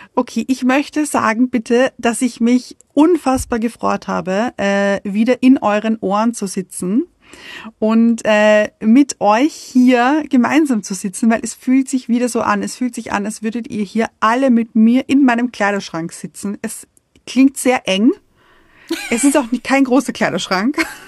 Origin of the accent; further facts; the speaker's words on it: Vienna, Austria; moved away; ich bin in Wien geboren und habe ich glaube, 30 Jahre, 30 Jahre lang in Wien gewohnt